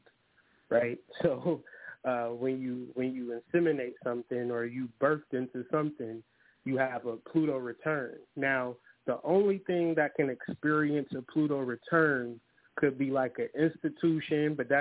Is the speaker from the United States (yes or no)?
yes; Ohio, United States; moved away as an adult; now in Detroit, United States; I'm from Ohio, but I relocated in 2020 to Detroit, Michigan